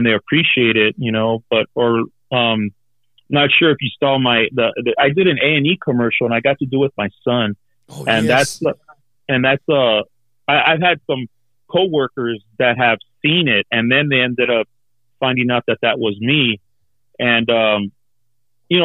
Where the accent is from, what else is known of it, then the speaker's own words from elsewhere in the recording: Los Angeles, California, United States; also born or lived in Elysian Valley (Frogtown), Los Angeles; we grew up in East